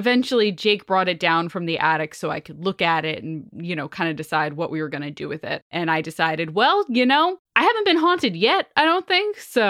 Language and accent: English; New Jersey, United States; I grew up in Central Jersey on the shore, of course, and my grandma is from New York City.